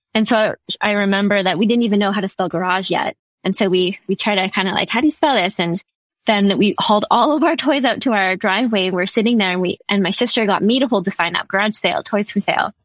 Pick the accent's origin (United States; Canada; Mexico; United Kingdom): Canada; Saskatchewan; also born or lived in Halifax, Nova Scotia; I'm from Saskatchewan and I flew all the way out east and I attended University in Halifax